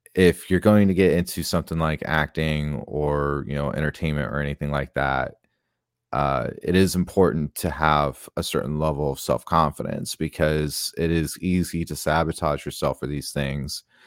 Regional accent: Tucson, Arizona, United States; I grew up in Tucson, Arizona.

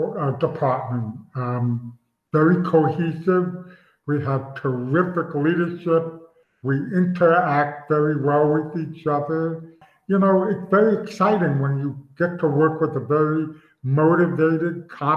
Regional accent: New York, United States; as I mentioned, I'm from New York area, so I don't like the Cowboys.

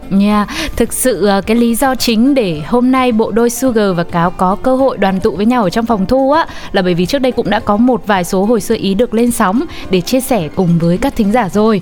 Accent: Ho Chi Minh City, Vietnam; also born or lived in Northern Vietnam; mình quê gốc Bắc đấy, nhưng mà mình được sinh ra ở trong thành phố Hồ Chí Minh

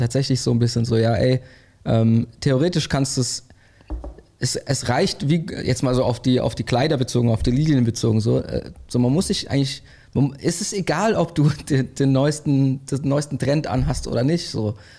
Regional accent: Germany; als Deutsche

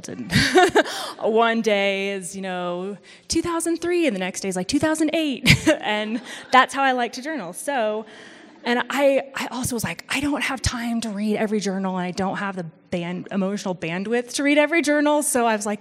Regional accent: Missouri, United States; moved away; I'm from Missouri, and so we do have four proper seasons

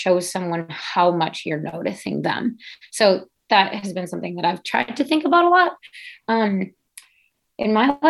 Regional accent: United States; growing up as an American cross-country skier

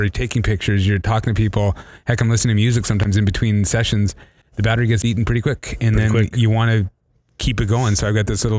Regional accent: Canada

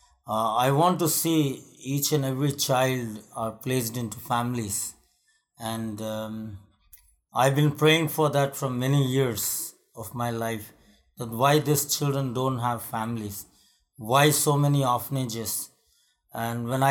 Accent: India; I am from India

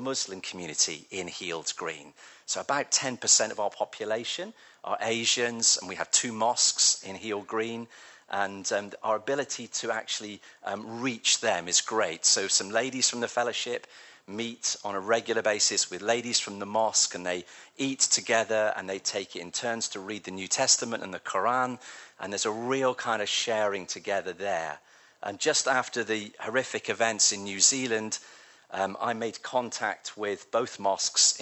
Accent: Devon, South West England, United Kingdom; now in Manchester, United Kingdom; I grew up in Devon

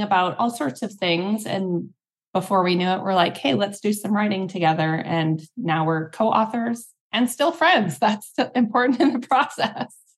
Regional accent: Canada; also born or lived in Singapore; now in Hawaii, United States; I'm Canadian, but we're both international movers

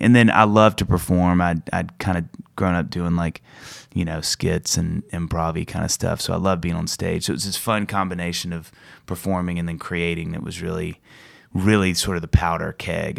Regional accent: Kosciusko, Mississippi, United States; moved away; I grew up in Mississippi in this really small town called Kosciuszko

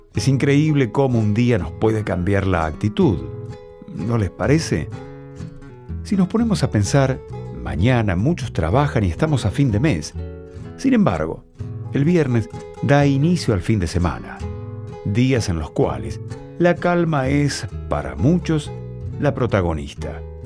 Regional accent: Argentina; una bebida que nos representa como argentinos

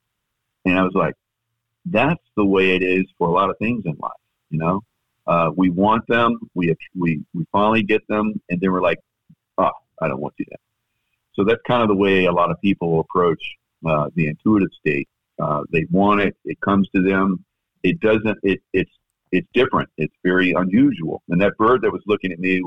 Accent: South Carolina, United States; now in Florida, United States; my home state of South Carolina

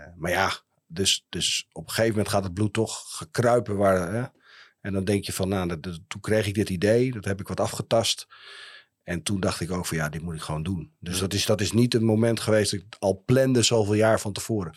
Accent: Heerenveen, Friesland, Netherlands; also born or lived in Leeuwarden / Groningen; Ja, ik ben een echte Fries. Dus en eh, sterker nog, ik ben, eh, eh, ik ben geboren in Leeuwarden. Ik ben opgegroeid in Heerenveen.

